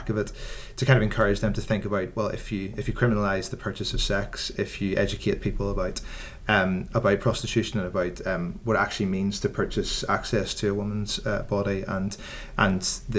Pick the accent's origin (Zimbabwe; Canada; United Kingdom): United Kingdom; Northern Ireland; Yes, I am.